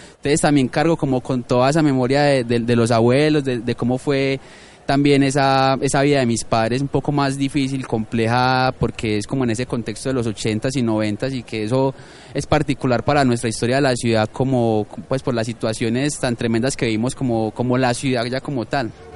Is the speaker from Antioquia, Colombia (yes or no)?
yes; Medellín, Antioquia, Colombia; soy de Manrique porque viví en Manrique eh, hasta los 19, 20 años